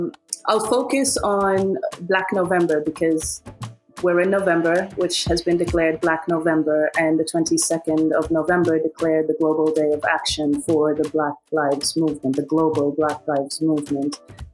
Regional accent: Sudan; I am Nubian from Sudan.

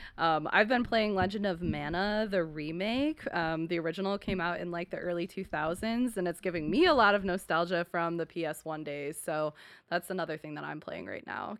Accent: Buffalo, New York, United States; moved away; my hometown is Buffalo, New York

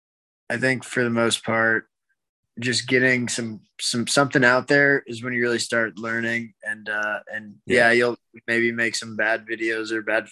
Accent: The Woodlands, Texas, United States; my hometown of the Woodlands, Texas.

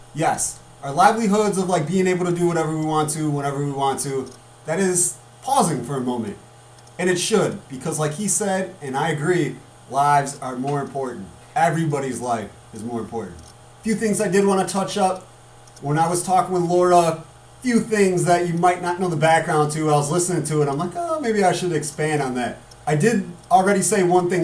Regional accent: United States; as American people

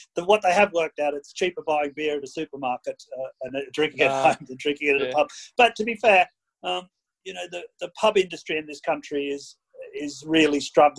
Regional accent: Robinvale, Victoria, Australia; moved away as an adult; also born or lived in Ballarat; now in United Kingdom; So I was born in Romville in 63. My family were, like yours are, fruit blockies. I left Romville in 1991.

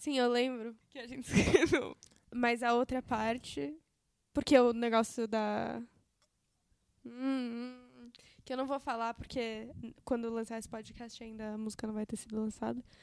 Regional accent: São Paulo, Brazil; accent: paulistano; also born or lived in United States

